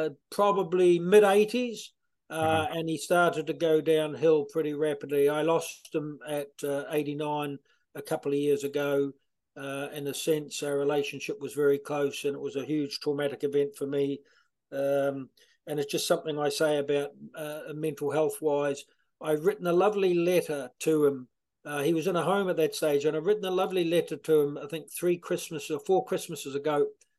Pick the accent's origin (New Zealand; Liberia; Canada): New Zealand; Ashburton, Canterbury; moved away as an adult; now in Ireland; I'm from a small little country. Well, not small, smallish. It's grown in the last few years. Ashburton, a small kind of a rural countryside town, about 50 miles south of Christchurch.